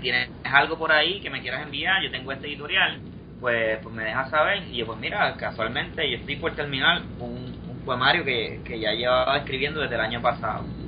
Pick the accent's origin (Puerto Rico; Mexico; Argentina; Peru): Puerto Rico; somos los puertorriqueños